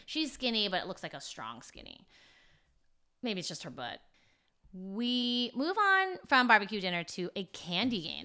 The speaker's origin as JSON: {"language": "English", "country": "United States", "said": "I stood out, I think, as an American"}